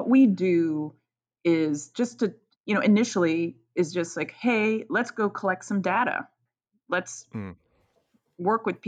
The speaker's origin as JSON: {"language": "English", "region": "Virginia", "country": "United States", "tie": "born or raised there", "said": "I grew up in Virginia, so I grew up in the South"}